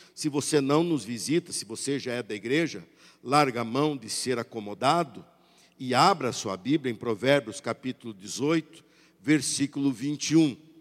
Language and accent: Portuguese; Brazil; somos brasileiros